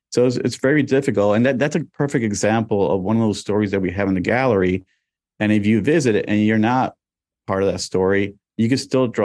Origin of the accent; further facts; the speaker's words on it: Miami, Florida, United States; also born or lived in New York; I was born in New York, and I got there in 1976 to Miami.